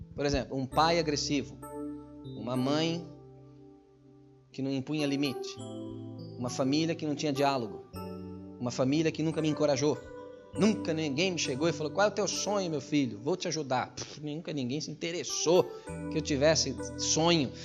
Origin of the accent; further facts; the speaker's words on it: Brazil; now in Portugal; eu sou brasileiro